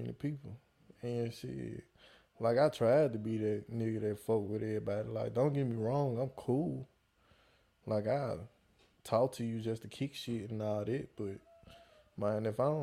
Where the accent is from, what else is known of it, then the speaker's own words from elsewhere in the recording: Memphis, Tennessee, United States; also born or lived in Chicago; Came down here from Memphis. I'm really a Memphian